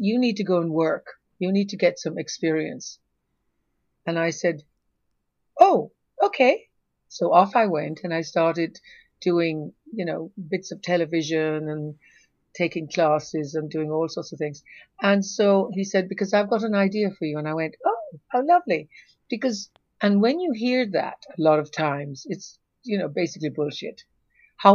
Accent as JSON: {"language": "English", "country": "Jamaica", "said": "I'm Jamaican"}